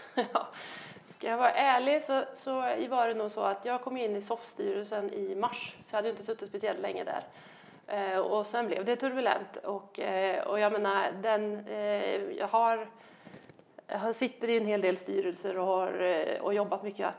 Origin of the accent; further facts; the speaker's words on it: Värmland, Sweden; där jag kommer ifrån då, eller jag som, som Värmland